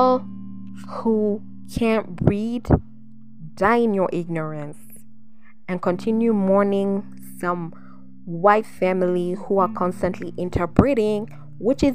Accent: Kenya; I'm from Kenya.

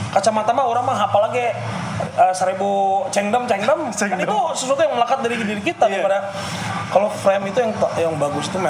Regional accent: West Java, Indonesia; Misalnya saya orang Sunda, saya melekat kesundaan saya, saya suka Persib

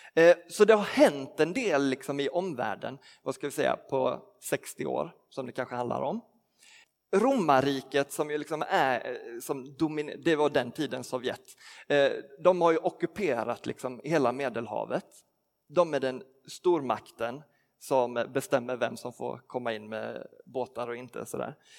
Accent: Skåne, Sweden; moved away; för mig som är uppvuxen i Skåne

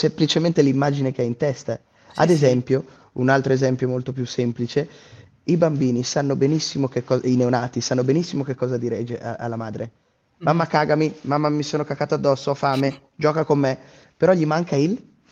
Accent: Trento, Trentino-Alto Adige, Italy; essendo trentino di Trento

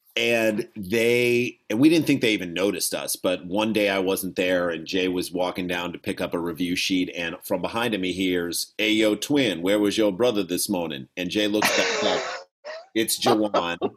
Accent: St. Louis, Missouri, United States; we grew up in St. Louis, which is close to Kentucky

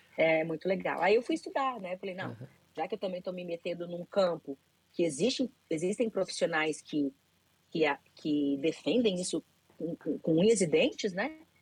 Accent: Florianópolis, Santa Catarina, Brazil; now in Balneário Camboriú, Brazil; eu moro em Balneário Camboriú, sou de Florianópolis, mas moro em Balneário Camboriú

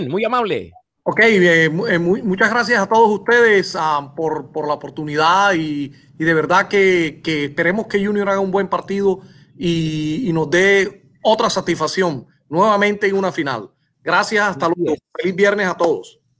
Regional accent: Barranquilla, Atlántico, Colombia; el equipo de mi tierra linda, Barranquilla.

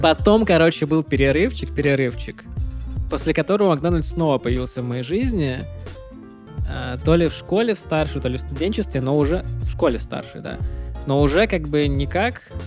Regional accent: Pskov, Pskov Oblast, Russia; moved away as an adult; Я же вырос в Пскове

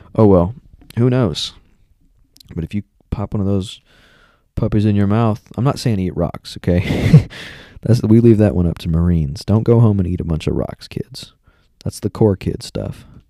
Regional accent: Texas, United States; I'm a native Texan

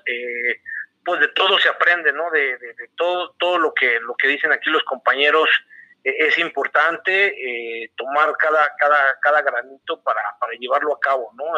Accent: Querétaro, Mexico; moved away as an adult; also born or lived in Torreón; regresar a Querétaro, regresar a, casa, se puede decir

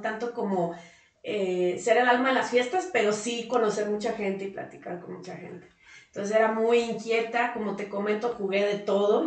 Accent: Guadalajara, Jalisco, Mexico; moved away as an adult; now in Aguascalientes, Mexico; tuve una infancia muy bonita eh, donde conocí muchísima gente como te digo pero además pues la viví en Guadalajara

